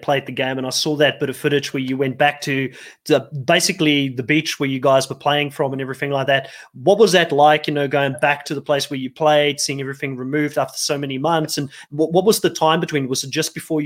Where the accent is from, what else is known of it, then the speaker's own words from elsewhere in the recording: Cape Town, Western Cape, South Africa; moved away; I'm from Cape Town, so I know Cape Town quite well